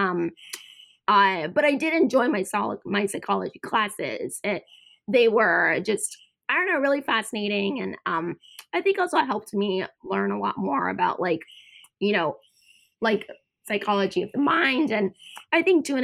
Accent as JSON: {"language": "English", "country": "United States", "tie": "born or raised there", "also_born_or_lived": "Georgia, United States / Boston, Massachusetts / North Carolina", "said": "I grew up, I was born in Georgia, and then I grew up in Boston and North Carolina."}